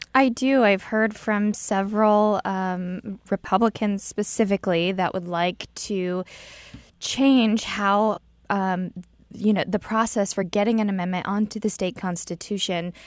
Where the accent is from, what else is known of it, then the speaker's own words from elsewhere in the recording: Illinois, United States; now in Missouri, United States; I'm from Illinois, where we didn't have a budget for a couple years, so I got to see how horrible it was for our state to not have a budget